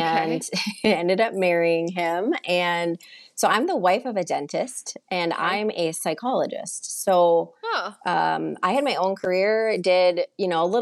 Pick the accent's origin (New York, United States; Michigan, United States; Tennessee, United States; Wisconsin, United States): Wisconsin, United States; Turtle Lake; also born or lived in Chicago, Illinois; I was born in Chicago and moved to tiny, tiny small town Wisconsin when I was six